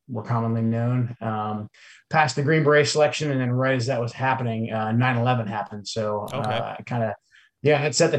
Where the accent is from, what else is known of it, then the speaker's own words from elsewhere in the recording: Portland, Oregon, United States; moved away as an adult; now in Washington, United States; I wanted to get my kids back to the Pacific Northwest, where I grew up. So I moved the kids back here to the Pacific Northwest. I'm originally from Portland, Oregon